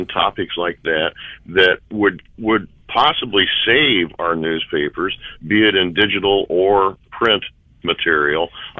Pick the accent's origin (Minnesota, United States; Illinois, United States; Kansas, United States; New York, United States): Illinois, United States; Lincoln; I grew up in Lincoln.